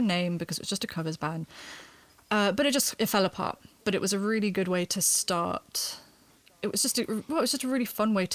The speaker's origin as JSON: {"language": "English", "country": "United Kingdom", "tie": "born or raised there", "also_born_or_lived": "Cardiff", "moved": "as an adult", "said": "I grew up in Battersea, and the music scene is pretty dire in comparison to Cardiff"}